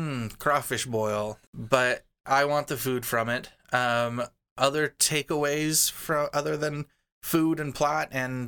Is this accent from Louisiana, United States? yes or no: yes; New Orleans, Louisiana, United States; I'm from New Orleans, and it's just like a little too much.